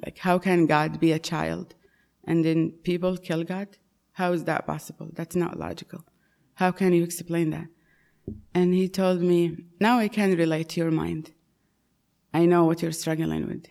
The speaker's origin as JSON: {"language": "English", "country": "Saudi Arabia", "tie": "born or raised there", "moved": "yes", "said": "I was born and raised in Saudi Arabia, in a Muslim home"}